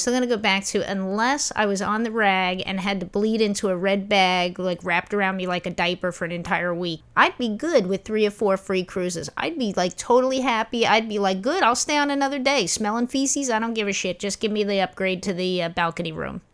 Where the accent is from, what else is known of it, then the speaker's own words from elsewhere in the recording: New York City, New York, United States; when I was a small kid and I was growing up in Brooklyn